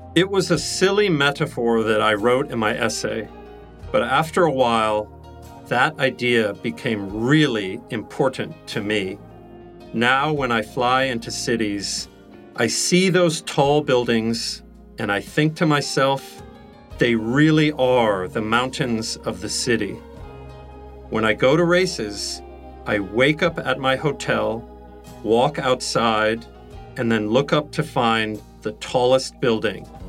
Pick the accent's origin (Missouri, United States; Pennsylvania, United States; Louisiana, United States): Missouri, United States; moved away; also born or lived in New York City; I grew up in Missouri